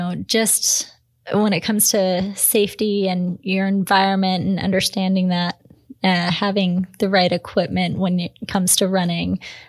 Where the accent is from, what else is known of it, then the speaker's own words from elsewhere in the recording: Washington, United States; I'm from Washington, so yeah